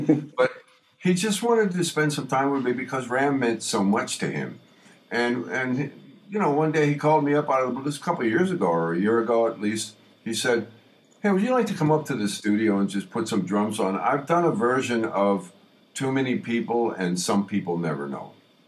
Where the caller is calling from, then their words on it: Los Angeles, California, United States; morning from Los Angeles, a 90-degree weather.